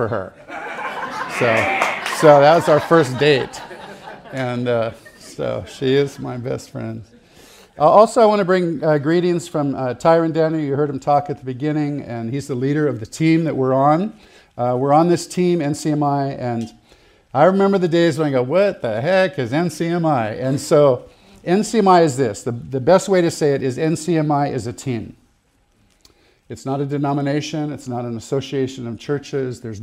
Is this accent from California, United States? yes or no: yes; Santa Barbara, California, United States; I grew up in Santa Barbara, California